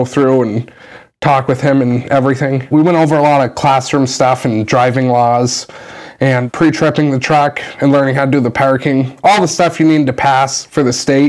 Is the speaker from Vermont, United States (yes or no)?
yes; Newport, Vermont, United States; also born or lived in Ohio; the Newport division in my hometown